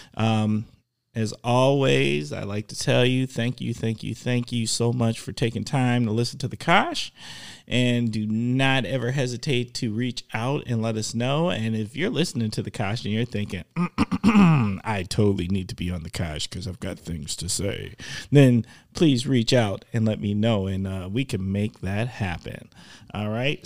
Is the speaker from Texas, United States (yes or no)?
no; Milwaukee, Wisconsin, United States; I grew up in Milwaukee